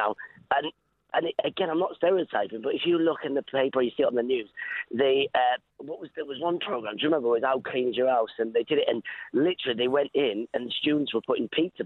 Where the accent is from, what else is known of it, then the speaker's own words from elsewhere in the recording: Middlesbrough, North East England, United Kingdom; moved away; I'm not actually a Geordie. I'm actually from Middlesbrough, Teesside, but everyone calls us Geordie.